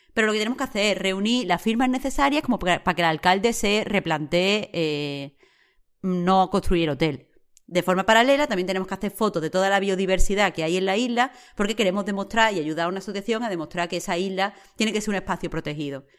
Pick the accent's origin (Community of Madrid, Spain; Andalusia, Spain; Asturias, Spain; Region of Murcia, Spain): Andalusia, Spain; Rincón de la Victoria; la forma de vivir que es tan, tan, tan de mi pueblo, de cuando yo era chica, de Rincón, vaya, de Rincón de la Victoria.